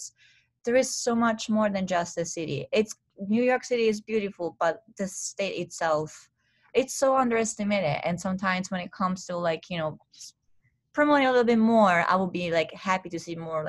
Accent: Italy; accent: Italian; English is a second language; Not that, well, I mean, like, not my specific accent, but it's more the Italian accent.

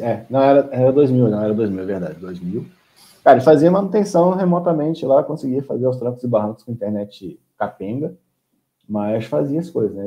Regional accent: Rio de Janeiro, Brazil; moved away as an adult; also born or lived in Nova Friburgo, Brazil; Morei a vida inteira no Rio de Janeiro

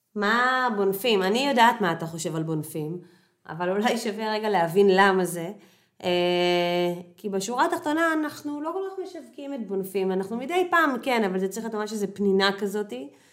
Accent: Haifa, Haifa District, Israel; moved away as an adult; also born or lived in Kiryat Motzkin / Tel Aviv / Ramot HaShavim; now in Portugal; אני נולדתי וגדלתי בקריית חי-, נולדתי במוצקין וגדלתי בקריית חיים

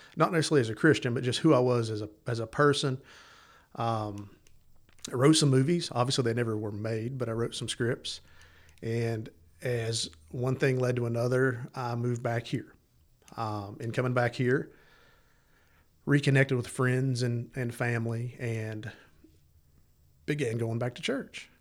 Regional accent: East Tennessee, United States; also born or lived in Los Angeles, California; I was born in East Tennessee

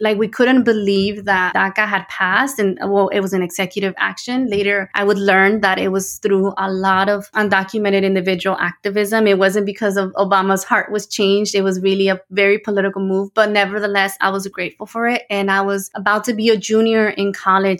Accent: Los Angeles, California, United States; also born or lived in Tijuana, Mexico; I was born in Tijuana, Mexico, and I came to the United States when I was six years old. We moved to the San Gabriel Valley in the greater Los Angeles area in California

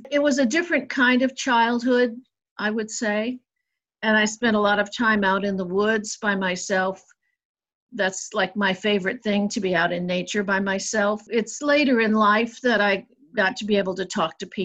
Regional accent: United States; I didn't grow up anywhere in particular because when I was a child, we moved 16 times. We lived mostly in the Midwest and the Northeast and the Southwest of the United States.

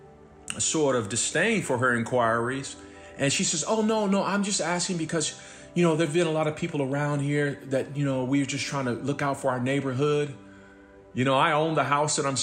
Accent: Los Angeles, California, United States; moved away; also born or lived in Dallas / New Mexico / San Francisco / Kansas City, Kansas; growing up where I grew up in South Central

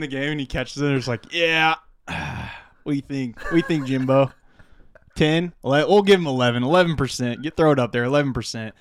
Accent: De Soto, Iowa, United States; growing up in DeSoto

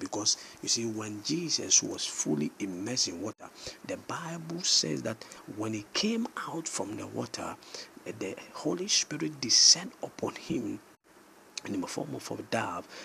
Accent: Ghana; I'm a Ghanaian

